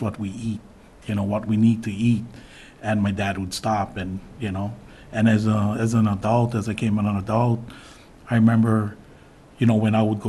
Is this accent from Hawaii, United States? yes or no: yes; Big Island, Hawaii, United States; born or raised there; now in Kapa'a, United States